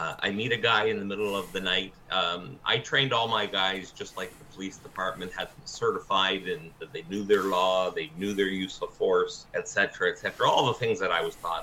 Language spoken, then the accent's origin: English; Niagara Falls, Ontario, Canada; Well, I am Canadian, mm-hmm. and I am from Niagara Falls, Canada, and that's in Ontario, in the province of Ontario.